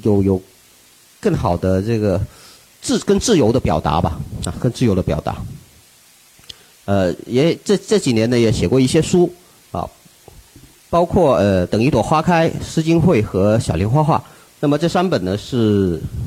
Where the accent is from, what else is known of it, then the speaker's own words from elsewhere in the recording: Wuchuan, Guangdong, China; now in Guangzhou, China; 我的家乡是在湛江，广东湛江 ，呃，吴川，啊，就是一个，呃，海边的一个小渔村，海边的小渔村